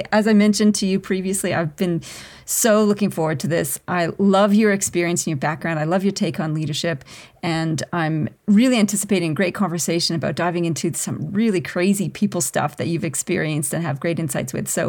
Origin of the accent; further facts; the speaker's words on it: Canada; also born or lived in Australia; I'm a Canadian Australian and a leadership expert who specializes in the people stuff.